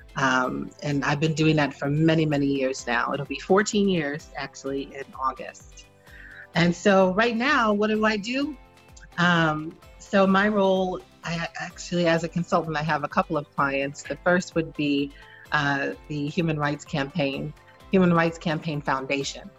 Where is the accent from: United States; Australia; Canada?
United States; Boston, Massachusetts; moved away; also born or lived in Annapolis, Maryland; I was raised in the foster care system. I hail from Boston, Massachusetts originally